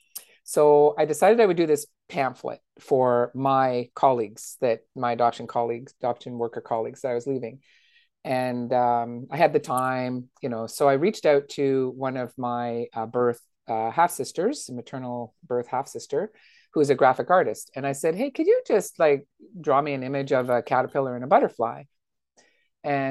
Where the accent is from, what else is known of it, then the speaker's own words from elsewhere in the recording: Timmins, Ontario, Canada; my hometown